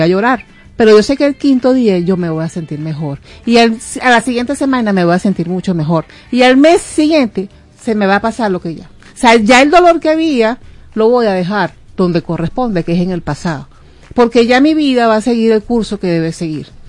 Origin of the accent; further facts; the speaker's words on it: Venezuela; somos de Venezuela